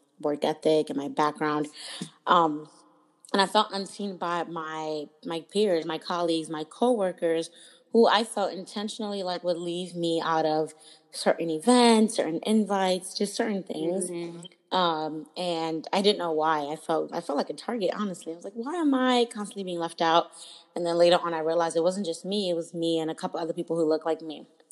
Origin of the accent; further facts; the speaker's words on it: Lagos, Nigeria; also born or lived in New York / Maryland / Washington, D.C. / Philadelphia; now in Oakland, United States; I was born and raised in Lagos, Nigeria